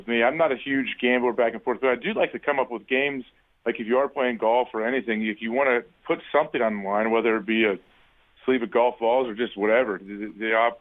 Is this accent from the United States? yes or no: yes; Centerville, Ohio, United States; moved away as an adult; also born or lived in Green Bay, Wisconsin; I grew up in Ohio about an hour and a half from Columbus in Centerville